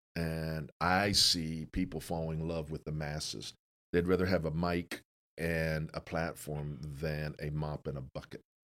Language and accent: English; Canton, Ohio, United States; I grew up in Canton